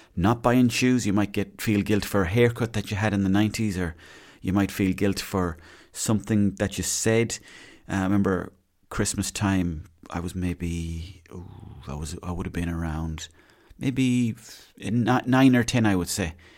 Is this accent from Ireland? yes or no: yes; Mayo, Connacht, Ireland; I'm not from here, I'm from Mayo